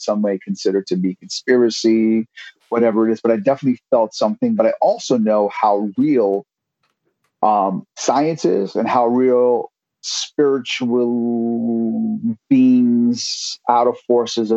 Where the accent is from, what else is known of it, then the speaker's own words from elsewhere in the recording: New York City, New York, United States; now in Bay Area, United States; growing up in New York City and in Brooklyn, especially